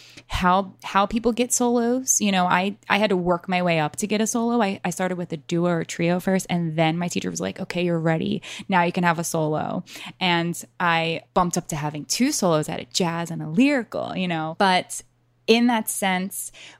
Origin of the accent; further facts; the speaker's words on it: Maryland, United States; I grew up in Maryland